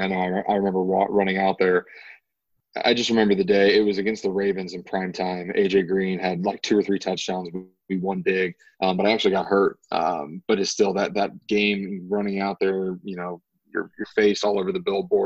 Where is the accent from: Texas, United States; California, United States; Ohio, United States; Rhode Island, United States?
Ohio, United States; Youngstown; I'm from Youngstown, Ohio. It's an hour away from Pittsburgh. My hometown to Cincinnati is 4.5 hours.